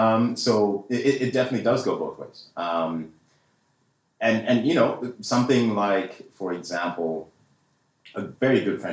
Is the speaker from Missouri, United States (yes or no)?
yes; Kansas City, Missouri, United States; growing up in Kansas City, Missouri myself, I can attest to that.